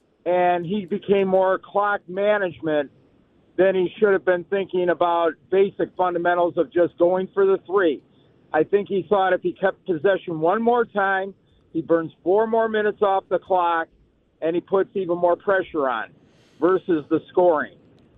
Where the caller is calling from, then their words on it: Wisconsin, United States; Hey, guys. How you doing? I'm calling you from Wisconsin.